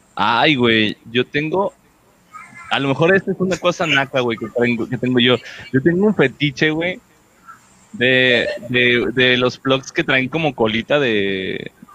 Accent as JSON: {"language": "Spanish", "town": "Puerto Vallarta", "region": "Jalisco", "country": "Mexico", "tie": "born or raised there", "said": "yo también tuve el cambio así de, rancho a, ciudad. Este, bueno, no es tan grande de Vallarta"}